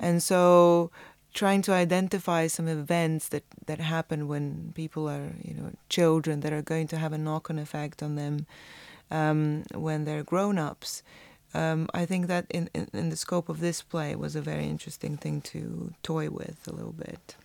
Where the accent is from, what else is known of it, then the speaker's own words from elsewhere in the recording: Croatia; my experience of growing up in Croatia